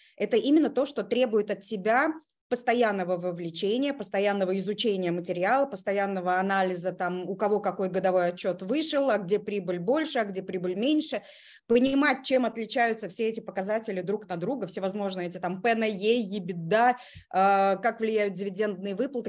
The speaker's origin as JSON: {"language": "Russian", "town": "Kazan", "region": "Tatarstan", "country": "Russia", "moved": "as an adult", "lives_now": "Moscow, Russia", "said": "я из Казани. Я такая наполовину татарка да, из наших. Вот. А, последние 16 лет я живу в Москве"}